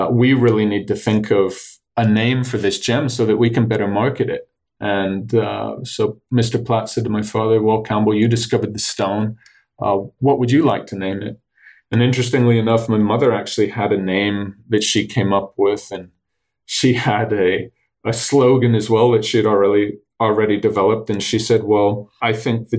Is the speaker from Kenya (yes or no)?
yes; Kenya; also born or lived in Tanzania; So we moved to Kenya in 1970 when we had to leave Tanzania. And that's why I grew up in Kenya